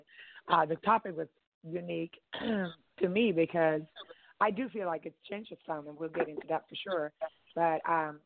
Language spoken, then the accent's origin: English; Stockholm, Stockholm County, Sweden; now in Atlanta, United States; I am originally from Stockholm, Sweden, born and raised.